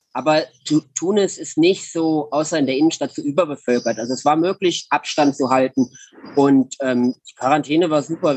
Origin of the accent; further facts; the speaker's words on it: Germany; Als Deutscher